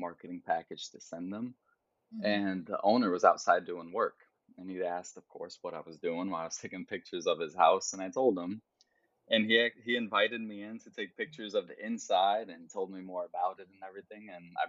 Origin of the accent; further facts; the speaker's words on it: Geneva, New York, United States; moved away as an adult; also born or lived in Brooklyn, New York; now in New York City, United States; So that's where I was raised, in upstate New York. And yeah, I went to college in the same hometown, in my hometown.